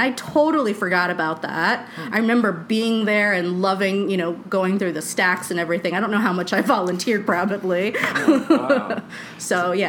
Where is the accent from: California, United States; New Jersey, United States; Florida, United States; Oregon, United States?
Florida, United States; also born or lived in Charleston; You know, growing up in Florida is very suburban sprawl like stuff, right? So I didn't really have like a sense of community. And living in Charleston, it was also really sprawled out.